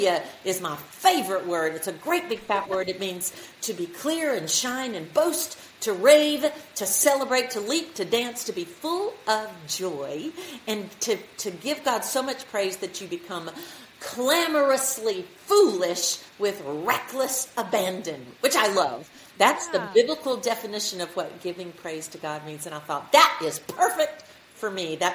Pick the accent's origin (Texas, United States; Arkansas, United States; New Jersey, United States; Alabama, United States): Alabama, United States; I'm from Alabama, and I grew up going to church